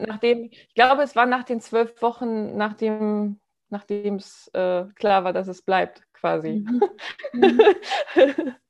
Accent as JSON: {"language": "German", "region": "Hamburg", "country": "Germany", "said": "ich komme aus Hamburg, ja, bin Unternehmerin hauptberuflich und ähm, bin in Hamburg so verdrahtet und Hamburg ist so meine Herzenstadt"}